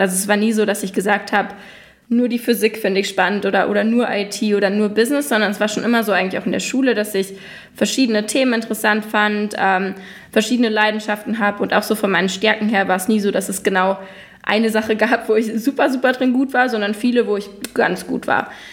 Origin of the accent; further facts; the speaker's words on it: Germany; first language German; moved away as an adult; now in New York, United States; als Deutsche